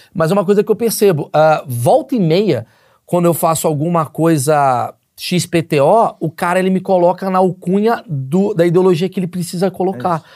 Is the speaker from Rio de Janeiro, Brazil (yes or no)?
yes; Rio de Janeiro, Brazil; moved away; eu nasci no Rio de Janeiro